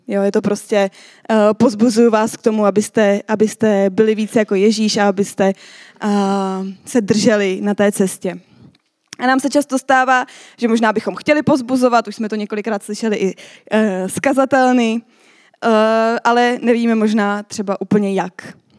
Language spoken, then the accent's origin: Czech; Czechia; my jako Češi